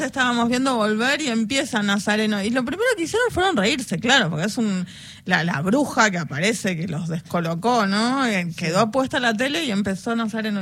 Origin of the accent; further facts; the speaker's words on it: Buenos Aires, Argentina; somos de Buenos Aires